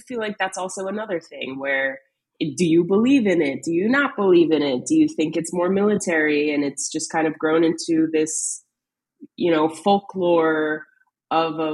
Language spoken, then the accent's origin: English; East Coast, United States; growing up on the East Coast